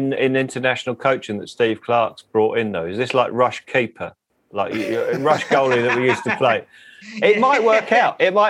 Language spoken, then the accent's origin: English; England, United Kingdom; moved away as an adult; now in France; Well, I'm dual nationality. I'm dual nationality. So I'm English and 50. French now.